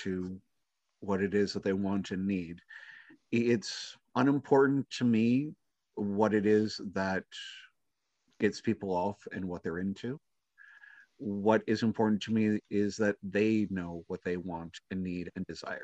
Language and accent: English; Minnesota, United States; born and raised in Minnesota